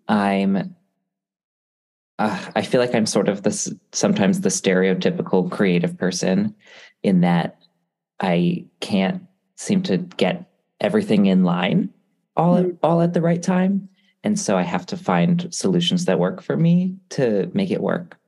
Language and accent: English; Connecticut, United States; also born or lived in Hawaii; I'm from Connecticut